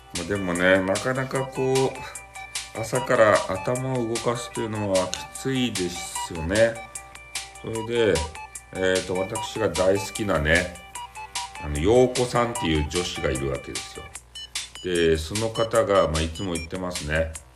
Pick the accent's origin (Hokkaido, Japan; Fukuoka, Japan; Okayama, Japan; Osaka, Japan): Fukuoka, Japan; accent: Hakata dialect; 俺が博多弁で言いよるやつ